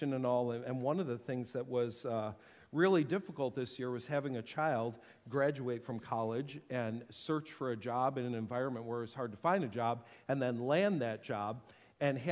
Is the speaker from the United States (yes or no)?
yes; New York, United States; moved away; I'm from New York